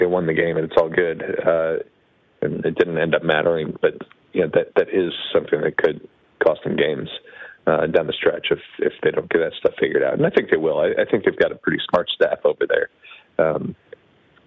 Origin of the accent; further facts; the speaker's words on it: Wisconsin, United States; moved away; I grew up in Wisconsin